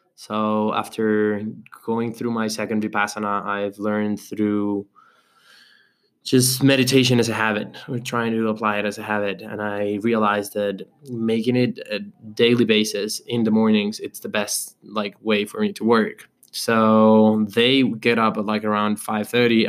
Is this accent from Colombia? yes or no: yes; Colombia; now in Medellín, Colombia; I was from Colombia